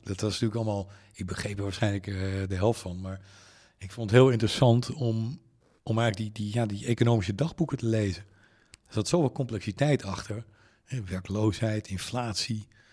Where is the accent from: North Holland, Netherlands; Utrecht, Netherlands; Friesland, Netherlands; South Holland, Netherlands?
Friesland, Netherlands; Leeuwarden; ik ben in Leeuwarden opgegroeid